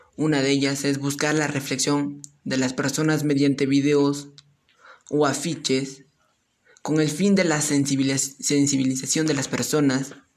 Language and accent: Spanish; Chupaca Province, Junín, Peru; soy del departamento de Junín y pertenezco a la provincia de Chupaca